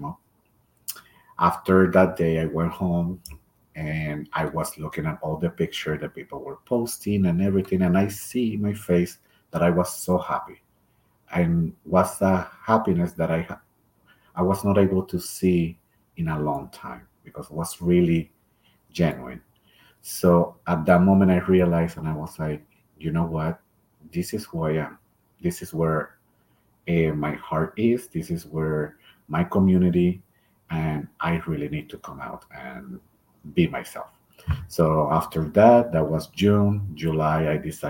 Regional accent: Puerto Rico; English is a second language; moved away as an adult; now in Boise, United States; I am from the beautiful island of Puerto Rico, born and raised there, lived all my life, and moved here to Boise

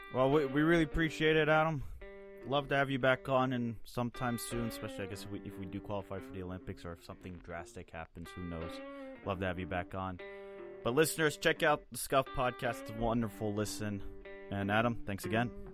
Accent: Switzerland; as a fellow Swiss

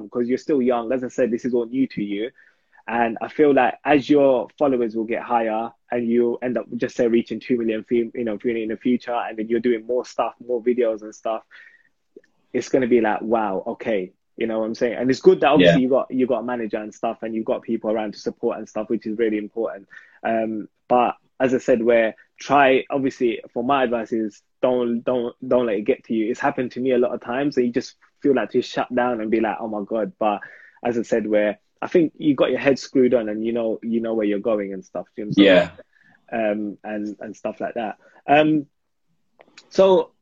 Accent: London, United Kingdom; I'm from Hackney, so it's the most ghetto. You know what I'm saying? So everything that you can relate to, and I'm just like, I don't speak slang no more, but I grew up speaking like

